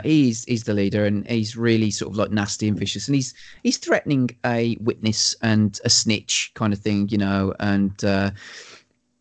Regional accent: Wolverhampton, West Midlands, United Kingdom; I'm from Wolverhampton

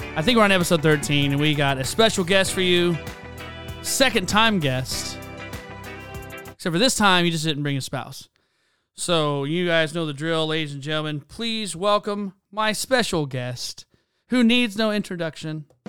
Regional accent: South Carolina, United States; I grew up in South Carolina

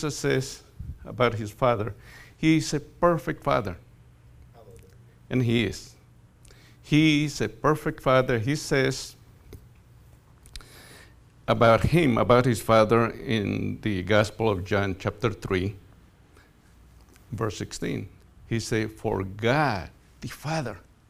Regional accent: Colombia; moved away; I grew up in Colombia. In fact, I grew up in a coffee plantation.

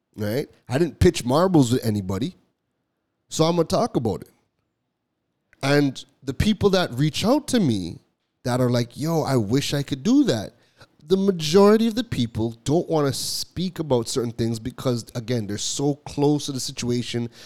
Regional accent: Toronto, Ontario, Canada; also born or lived in Trinidad; I was born in Trinidad, but I left Trinidad when I was like two weeks old. So my whole life has been has been in Toronto

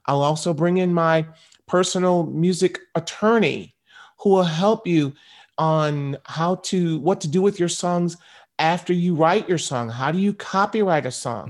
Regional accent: Michigan, United States; I grew up in Michigan. about seventy miles from Detroit

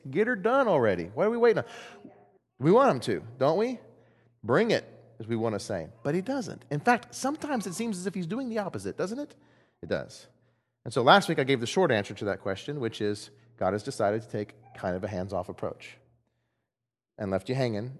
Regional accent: Texas, United States; I'm from Texas. I'm not Greek.

